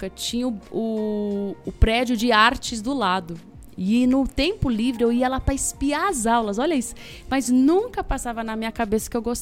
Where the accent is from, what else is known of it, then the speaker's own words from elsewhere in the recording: São Paulo, Brazil; also born or lived in Campinas; Passei três dias ali e sou de São Paulo, né? Cresci em São Paulo.